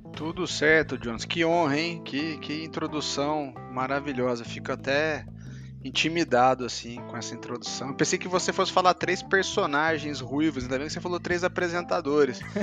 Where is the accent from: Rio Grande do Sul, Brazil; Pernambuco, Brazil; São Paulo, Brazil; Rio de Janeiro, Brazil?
São Paulo, Brazil; Campinas; eu sou de Campinas